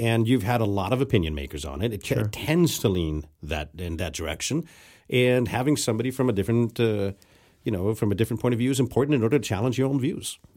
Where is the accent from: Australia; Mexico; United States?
Mexico; moved away; growing up in Mexico